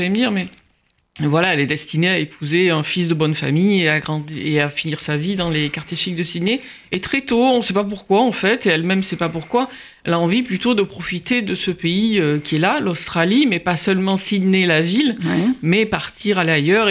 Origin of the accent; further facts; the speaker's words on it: Marseille, Provence-Alpes-Côte d'Azur, France; moved away; j'ai grandi à Marseille, dans les quartiers nord